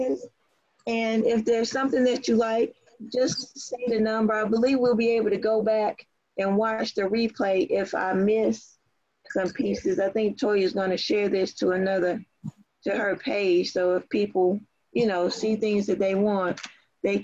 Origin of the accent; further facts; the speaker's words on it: Southern Pines, North Carolina, United States; now in Kennesaw, United States; I was born and raised in Moore County as well, in Southern Pines, North Carolina. And I currently reside in Kennesaw.